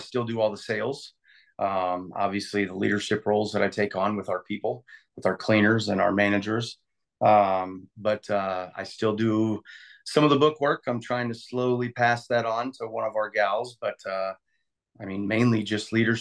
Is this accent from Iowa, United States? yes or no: yes; Central Iowa, United States; I grew up in Central Iowa. I left Central Iowa when I graduated